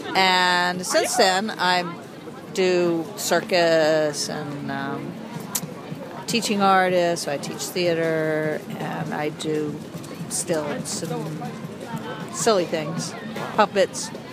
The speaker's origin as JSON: {"language": "English", "town": "Asheville", "region": "North Carolina", "country": "United States", "tie": "born or raised there", "said": "I'm from Asheville"}